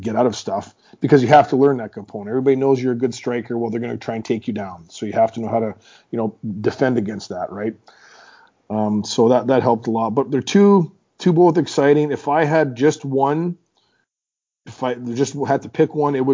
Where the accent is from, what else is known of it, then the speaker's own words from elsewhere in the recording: Meadow Lake, Saskatchewan, Canada; in my hometown, Meadow Lake